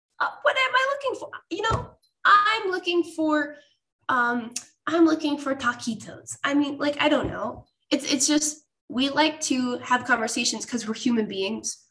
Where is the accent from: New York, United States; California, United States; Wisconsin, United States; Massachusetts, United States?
New York, United States; Rochester; This is my hometown, by the way, Rochester.